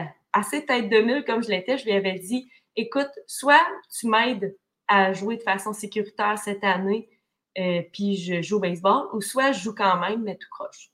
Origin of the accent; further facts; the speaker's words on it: Témiscamingue, Quebec, Canada; moi, je viens du Témiscamingue, une région merveilleuse, mais qui est loin quand même des grands centres hospitaliers.